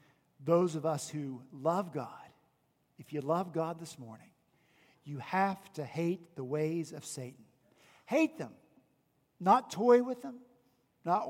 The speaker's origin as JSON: {"language": "English", "region": "West Virginia", "country": "United States", "tie": "born or raised there", "moved": "yes", "lives_now": "Charleston, United States", "said": "my hometown was Confederate, even though I'm from West Virginia."}